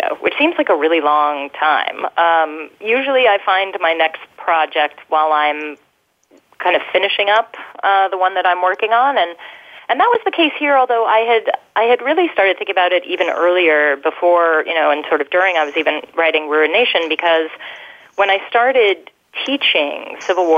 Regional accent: Colorado, United States; I'm from Colorado

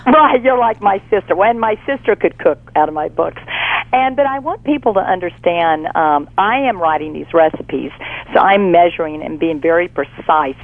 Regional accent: Fort Worth, Texas, United States; now in Baton Rouge, United States; I'm originally from Fort Worth, Texas

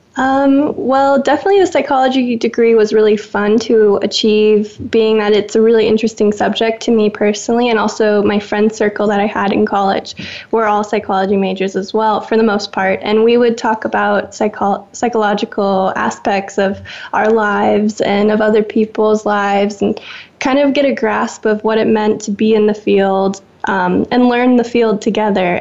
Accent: Seattle, Washington, United States; moved away; also born or lived in Woodinville, Washington; growing up with in the Seattle culture of coffee

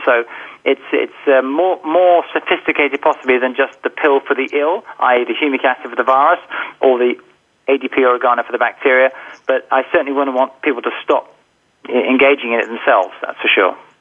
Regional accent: England, United Kingdom; being English, of course, I was forced to study Latin when I was younger

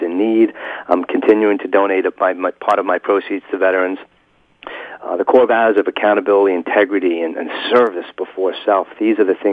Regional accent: New York, United States; I grew up in New York from a competitive family

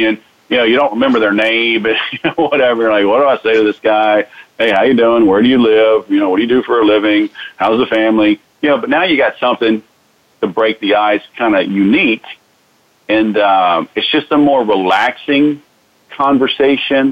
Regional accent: Houston, Texas, United States; moved away; I grew up in Houston

